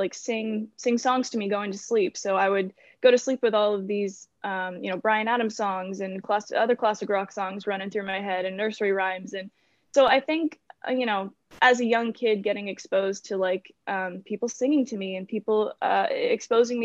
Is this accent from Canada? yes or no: yes; Kingston, Ontario, Canada; I was born in Kingston, Ontario. I live just a few minutes outside of it.